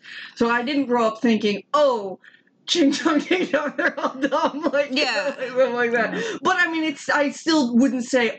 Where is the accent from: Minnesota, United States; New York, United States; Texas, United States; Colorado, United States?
Minnesota, United States; Elbow Lake; moved away; also born or lived in Norcross, Georgia; When you're a small child growing up in Elbow Lake, Minnesota.